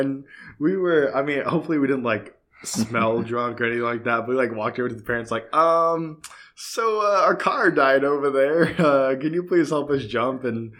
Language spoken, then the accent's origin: English; Edmond, Oklahoma, United States; I'm from Edmond.